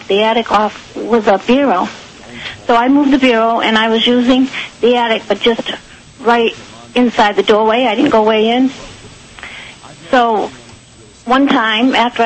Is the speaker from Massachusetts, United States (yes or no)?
yes; New Bedford, Massachusetts, United States; now in Freetown, United States; I grew up in New Bedford